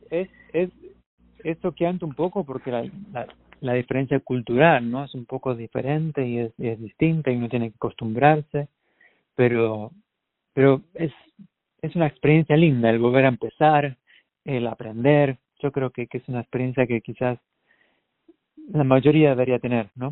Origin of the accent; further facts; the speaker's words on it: Argentina; moved away as an adult; now in United States; en Argentina, en mi país